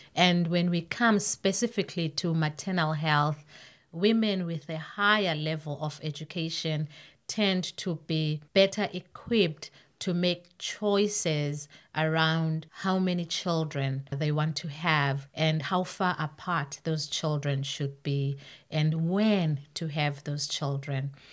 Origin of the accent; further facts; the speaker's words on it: Zimbabwe; moved away as an adult; now in Canada; I was born and raised in Zimbabwe